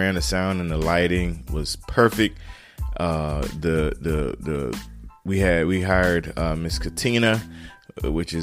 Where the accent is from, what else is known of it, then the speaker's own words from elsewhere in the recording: Turkey, North Carolina, United States; moved away as an adult; now in Greenville, South Carolina, United States; from a little town called Turkey, North Carolina